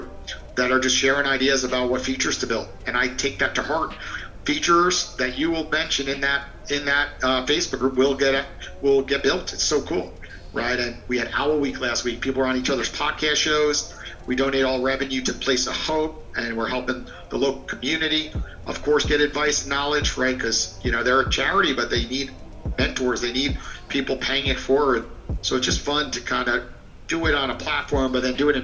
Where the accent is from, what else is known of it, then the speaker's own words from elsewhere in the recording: New York, United States; now in Florida, United States; I'm from New York